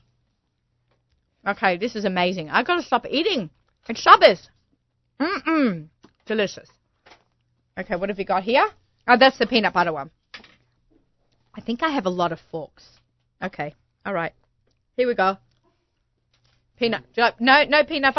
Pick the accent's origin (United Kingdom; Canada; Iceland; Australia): Australia; Sydney, New South Wales; moved away as an adult; now in New York, United States; My dad ran a Pesach program when I was growing up in Australia. It was the only one in Sydney